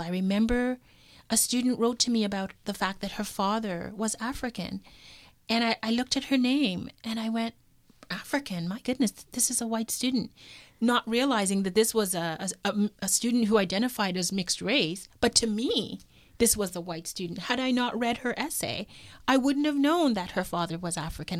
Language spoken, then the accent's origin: English; Toronto, Ontario, Canada; also born or lived in Kingston, Canada; I was born in Toronto, so Toronto is home